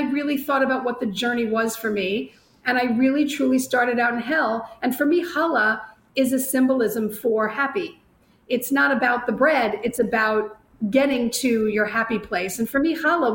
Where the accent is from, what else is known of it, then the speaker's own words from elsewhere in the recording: Long Island, New York, United States; moved away as an adult; also born or lived in Bronx, New York; now in Florida, United States; I'm a native New Yorker. I was born in the Bronx. I grew up on Long Island